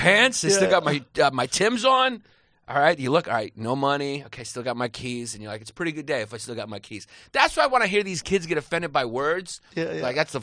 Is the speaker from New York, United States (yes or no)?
yes; New York City, New York, United States; I grew up in Park Slope, Brooklyn